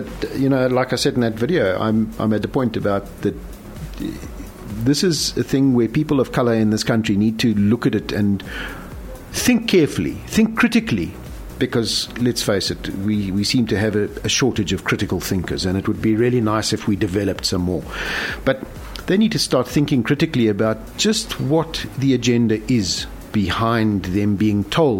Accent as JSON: {"language": "English", "country": "South Africa", "said": "how is it that the government doesn't refer to us as South African?"}